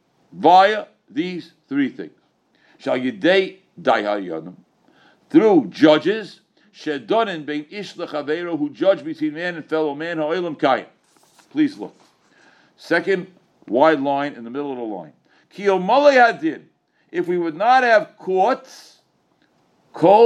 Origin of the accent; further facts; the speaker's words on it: United States; I'm an American.